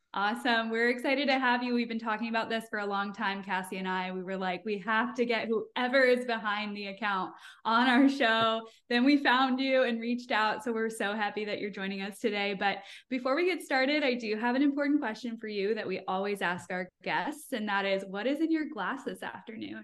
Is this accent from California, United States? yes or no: no; Michigan, United States; now in Tampa, United States; I'm from Michigan, so I say pop